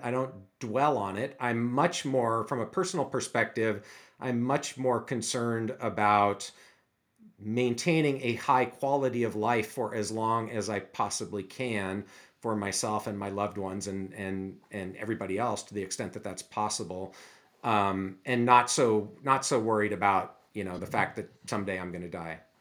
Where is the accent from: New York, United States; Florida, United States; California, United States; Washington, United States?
Washington, United States; Seattle; also born or lived in Erie, Pennsylvania; I grew up in the Seattle area, actually not too far from the University of Washington